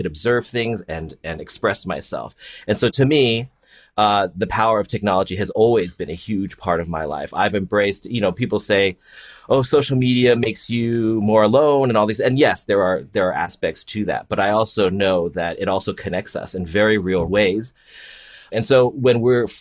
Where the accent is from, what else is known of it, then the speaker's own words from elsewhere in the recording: Palo Alto, California, United States; I grew up in the Bay Area in Palo Alto in the 80s before it was the Silicon Valley